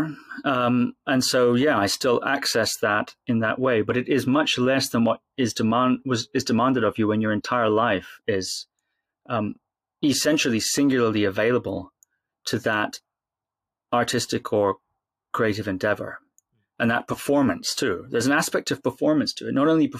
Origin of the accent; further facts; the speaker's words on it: Shetland Islands, Scotland, United Kingdom; when I was a little boy growing up on the Shetland Islands, about 5 years old